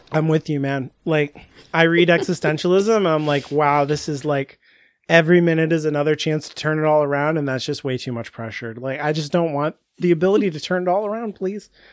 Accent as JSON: {"language": "English", "country": "United States", "said": "I'm American."}